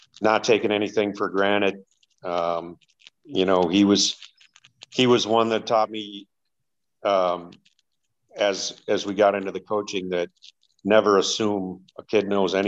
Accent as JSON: {"language": "English", "town": "Webster", "region": "Wisconsin", "country": "United States", "tie": "born or raised there", "said": "I grew up right in Webster, moved here in fourth grade, went to high school in Webster"}